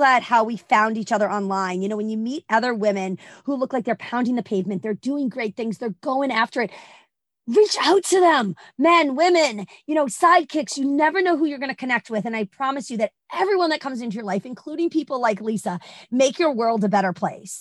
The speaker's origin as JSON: {"language": "English", "town": "Boston", "region": "Massachusetts", "country": "United States", "said": "I'm originally from Boston"}